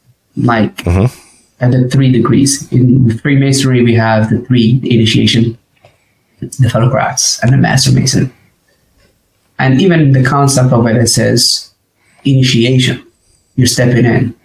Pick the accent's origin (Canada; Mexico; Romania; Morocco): Morocco; moved away as an adult; also born or lived in Arkansas; now in United States; I'm originally from Morocco. Morocco is my home country.